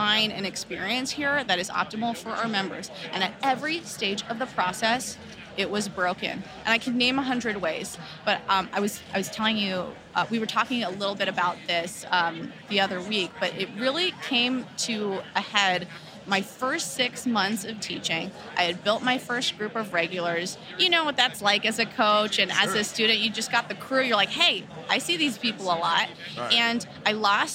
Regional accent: Los Angeles, California, United States; I'm born and raised in Los Angeles

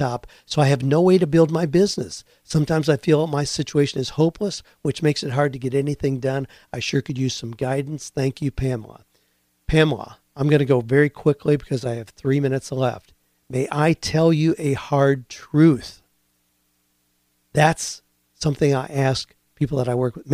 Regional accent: United States; moved away; I grew up in the Amish community where you build a dawdy house

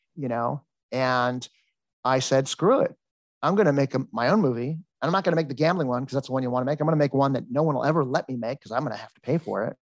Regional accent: Los Angeles, California, United States; moved away as an adult; I was born and raised in Encino

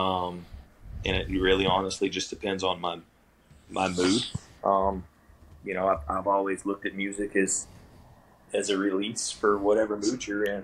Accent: South Alabama, United States; growing up in the South, you had all the country music. I mean, I'm from South Alabama

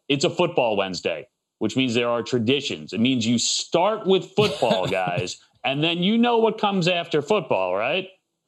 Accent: New York, United States; I grew up in New York. New York, okay. Yeah.

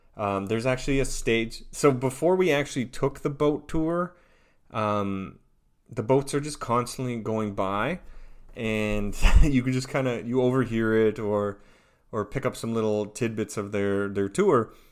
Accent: Onoway, Alberta, Canada; now in Tampa, United States; I am from Onaway, Alberta, in Western Canada, and I live in Tampa, Florida.

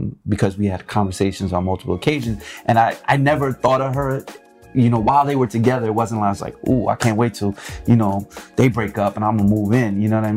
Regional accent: East Coast, United States; also born or lived in New York / Los Angeles; we're both from the East Coast

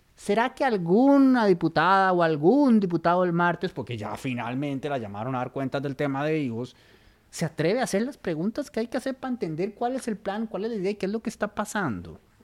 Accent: Costa Rica; como costarricenses

